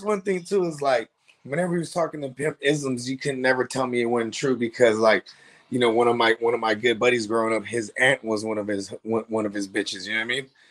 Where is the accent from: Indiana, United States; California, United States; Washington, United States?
California, United States; the Bay Area; I'm from the Bay